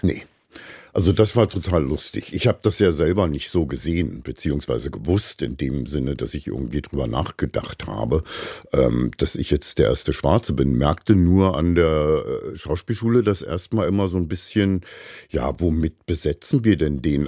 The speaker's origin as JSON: {"language": "German", "region": "Berlin", "country": "Germany", "tie": "born or raised there", "said": "bin ich in Berlin in der Charité geboren"}